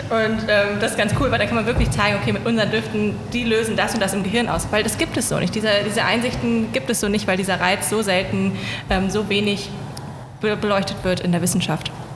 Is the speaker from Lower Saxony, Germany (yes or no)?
yes; Hanover, Lower Saxony, Germany; moved away; also born or lived in Greifswald; Ich komme aus Hannover